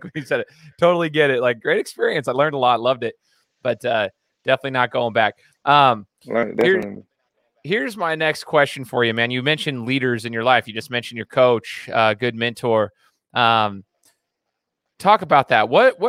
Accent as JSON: {"language": "English", "region": "the South", "country": "United States", "said": "I'm from the South or whatever."}